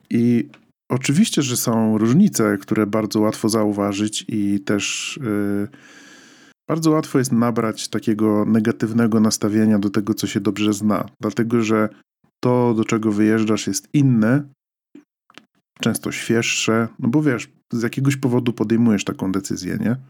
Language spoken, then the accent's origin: Polish; Poland; moved away; wychowaliśmy się w tym kraju